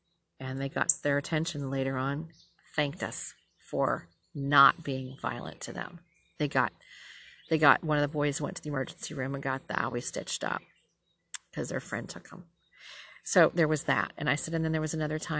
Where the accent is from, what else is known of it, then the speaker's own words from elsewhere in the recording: Minnesota, United States; now in Southern United States; I'm from Minnesota. I said, we're way liberal up there